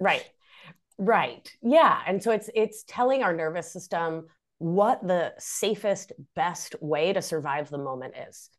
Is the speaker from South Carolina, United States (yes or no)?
no; Rhode Island, United States; first language Spanish; English is a second language; moved away as an adult; also born or lived in Argentina; now in Hudson Valley, New York, United States; I hail from Rhode Island, greatest state in the Union